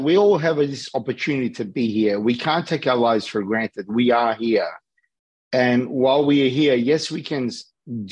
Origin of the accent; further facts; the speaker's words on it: Australia; accent: Australian; also born or lived in Los Angeles, United States; I'm born and raised in Australia, but I live between LA and Sydney